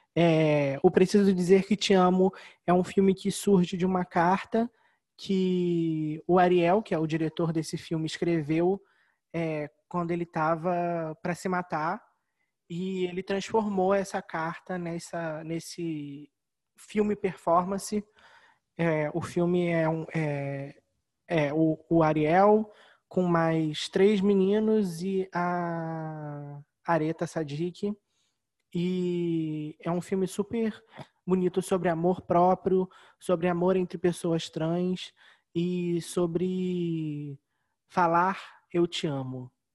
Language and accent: Portuguese; Rio de Janeiro, Brazil; nós somos do Rio